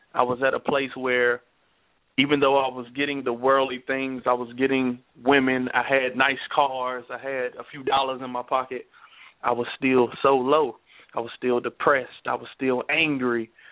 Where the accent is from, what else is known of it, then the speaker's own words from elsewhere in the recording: Nashville, Tennessee, United States; also born or lived in Dallas, Texas; we grew up in Southside Nashville.